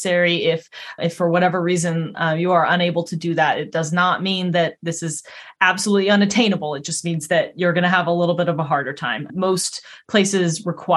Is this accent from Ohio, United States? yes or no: no; Colorado, United States; moved away as an adult; also born or lived in Vancouver, British Columbia; now in East Coast, United States; I was born in Colorado